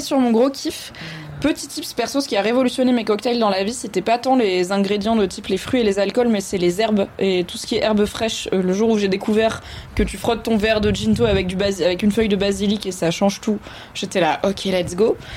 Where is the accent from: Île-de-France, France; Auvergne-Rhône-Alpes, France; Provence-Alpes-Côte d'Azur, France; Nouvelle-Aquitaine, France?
Auvergne-Rhône-Alpes, France; Valence; also born or lived in Alsace; J'ai grandi à Valence, dans la Drôme